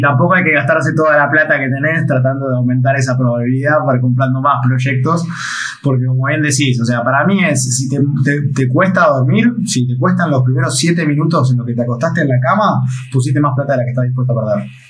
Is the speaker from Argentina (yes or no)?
yes; Argentina; siendo argentino